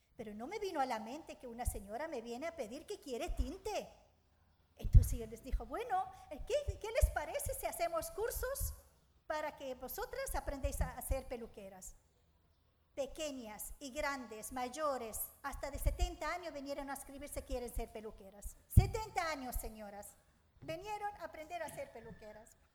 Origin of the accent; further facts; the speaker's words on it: Suwayda, As-Suwayda Governorate, Syria; Spanish is a second language; moved away as an adult; now in A Coruña, Spain; soy de Siria, de una ciudad que se llama Sueida